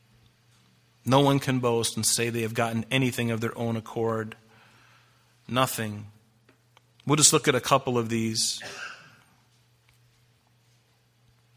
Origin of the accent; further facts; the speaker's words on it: United States; I'm a Christian first and I'm an American second